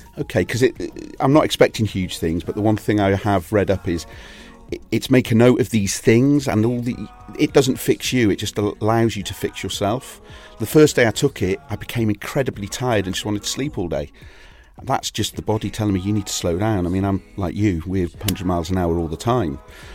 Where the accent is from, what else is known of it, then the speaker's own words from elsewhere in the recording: Wales, United Kingdom; also born or lived in Salisbury; So I spent from about third year in secondary school in North Wales. Prior to that, because my father had been in the forces, we'd been to Salisbury. I was born in overseas. Yeah, we'd lived kind of all over. We'd moved back up to Wales for a little bit